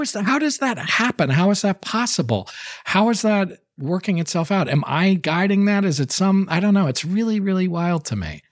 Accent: Connecticut, United States; I'm not from New York even. I'm from Connecticut

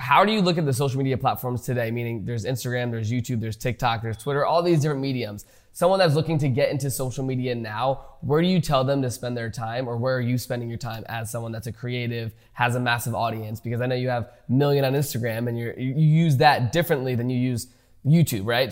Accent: United States; I grew up in America

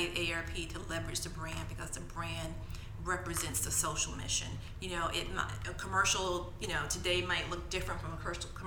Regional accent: Georgia, United States; I'm also Southern. I'm from Georgia

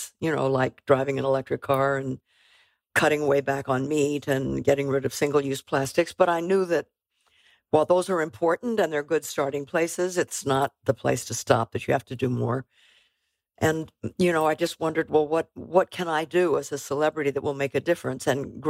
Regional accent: California, United States; Well, on a very personal level, I grew up in California. I was born in 1937.

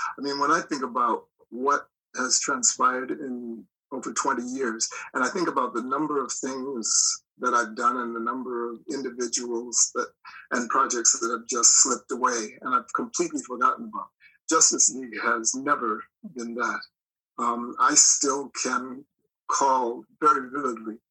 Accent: Minneapolis, Minnesota, United States; I was raised in Minneapolis

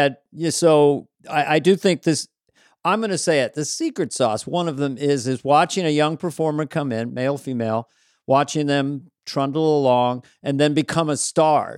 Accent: Bay Area, California, United States; I'm from Bay Area

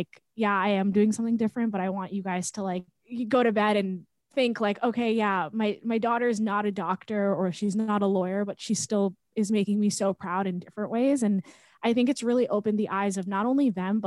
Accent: Long Island, New York, United States; I grew up on Long Island, which is about 45 minutes away from New York City

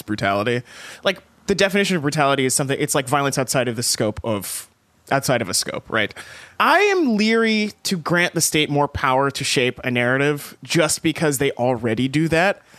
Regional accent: East Texas, United States; moved away; I grew up in East Texas

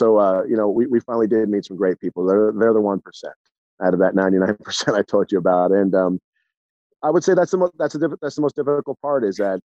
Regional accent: Southern California, United States; from Southern California

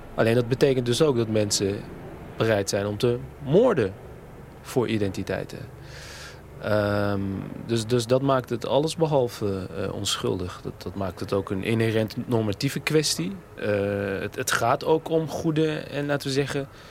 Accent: Netherlands; in die wijk waar ik opgroeide

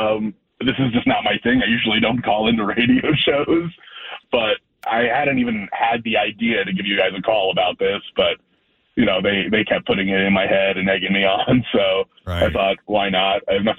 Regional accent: Chicago, Illinois, United States; moved away as an adult; we're actually both from the Chicago area. We moved here for jobs about 10 years ago. We both really love it here, but we miss Chicago

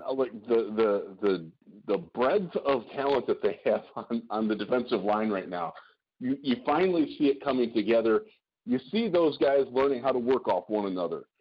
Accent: Cleveland, Ohio, United States; I'm from, I'm from Cleveland

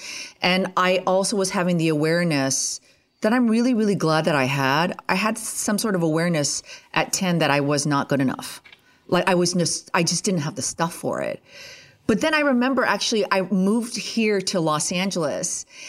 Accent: Ontario, Canada; I was born and raised right near Ottawa, Canada. And that is the capital of Canada.

